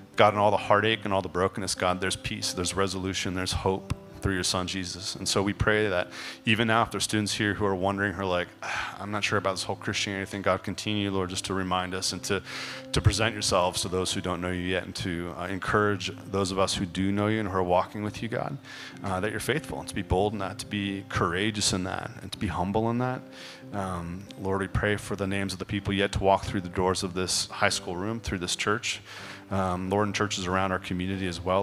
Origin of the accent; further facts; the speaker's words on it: California, United States; also born or lived in Chicago; I was born in Chicago. We moved to California. I was very, very young